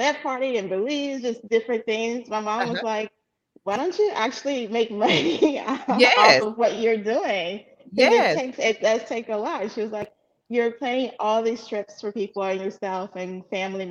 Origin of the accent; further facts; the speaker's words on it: Beaumont, Texas, United States; moved away as an adult; also born or lived in Chicago; originally I'm from Beaumont, Texas, of course, born and raised. And then around 25, I left Beaumont to go to Chicago